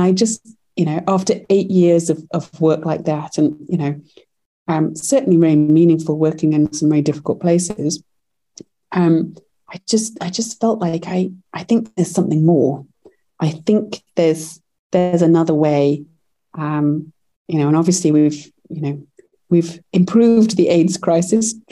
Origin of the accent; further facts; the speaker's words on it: United Kingdom; moved away as an adult; now in United States; Our first company we launched in the UK, actually, as I'm British